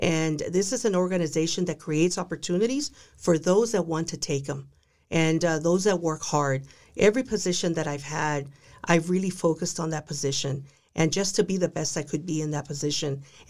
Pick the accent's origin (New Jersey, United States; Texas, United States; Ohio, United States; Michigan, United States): Texas, United States; also born or lived in Dallas; I'm a girl from South Texas. I was born in Dallas. I was raised by a very traditional Hispanic Mexican American family.